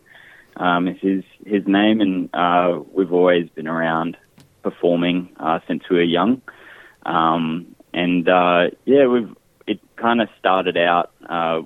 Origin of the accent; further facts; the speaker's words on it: Brisbane, Queensland, Australia; We've born and bred in Brisbane, Mianjin, but we found our lines go back to just north of Broome.